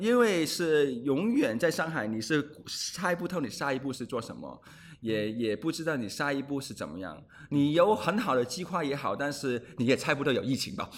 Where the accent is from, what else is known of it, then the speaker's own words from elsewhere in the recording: Hong Kong; Chinese is a second language; moved away as an adult; also born or lived in Australia / Beijing; now in Shanghai, China; 我是土生土长的香港人